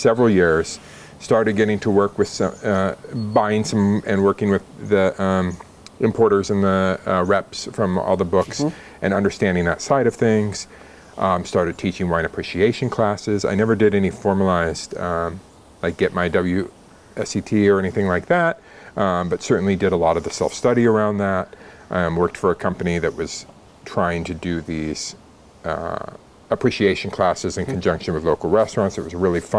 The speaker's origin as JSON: {"language": "English", "town": "Albany", "region": "Oregon", "country": "United States", "tie": "born or raised there", "also_born_or_lived": "Southern California", "moved": "yes", "said": "I grew up in Oregon, grew up in Albany"}